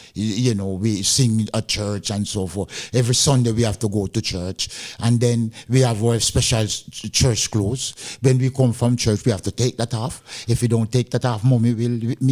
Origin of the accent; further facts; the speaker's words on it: Montego Bay, Saint James, Jamaica; moved away as an adult; also born or lived in England; now in Denmark; I'm from Jama- Jamaica. Yeah, not Kingston, but Montego Bay, Jamaica.